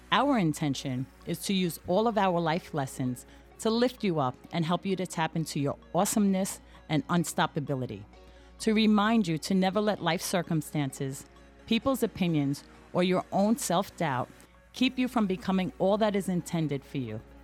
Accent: New York City, New York, United States; I am Irish American, born and raised on the west side of Manhattan

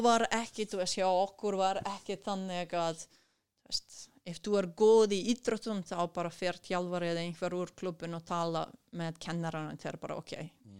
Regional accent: Kruševac, Rasina District, Serbia; Icelandic is a second language; moved away as an adult; also born or lived in Akureyri, Iceland; now in Iceland; ég er frá Krusjevat sem er einhver 200 uh, kilometrar vestur, súður vestur frá, frá Belgrad

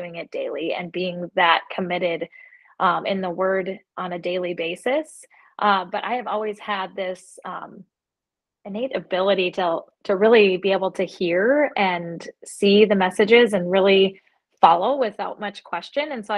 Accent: Fargo, North Dakota, United States; I was born and raised here in Fargo, North Dakota

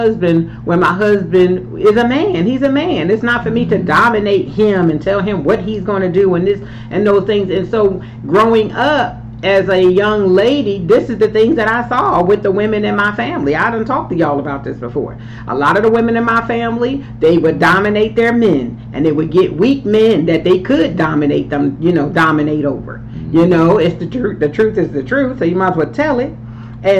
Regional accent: Philadelphia, Pennsylvania, United States; growing up in Philly

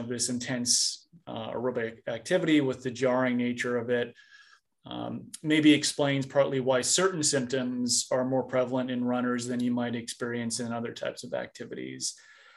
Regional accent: Minnesota, United States; I grew up in Minnesota

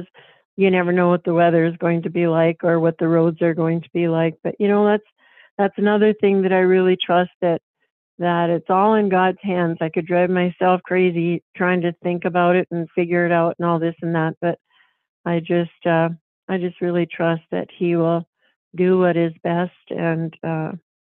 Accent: North Dakota, United States; this is my home state. I was raised on a farm just 8 miles from where I live right now

